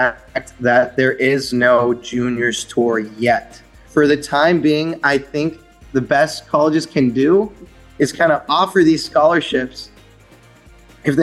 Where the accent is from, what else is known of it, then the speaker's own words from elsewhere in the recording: Pittsburgh, Pennsylvania, United States; I'm from Pittsburgh